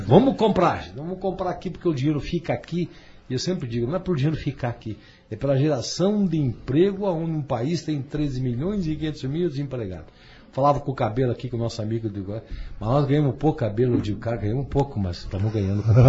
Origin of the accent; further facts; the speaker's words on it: União da Vitória, Paraná, Brazil; also born or lived in Curitiba; eu sou de União de Vitória